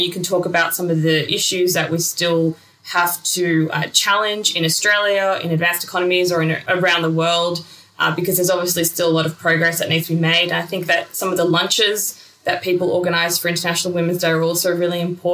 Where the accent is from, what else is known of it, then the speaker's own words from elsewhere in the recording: Uzbekistan; moved away; I grew up in Uzbekistan, which is a former part of the Soviet Union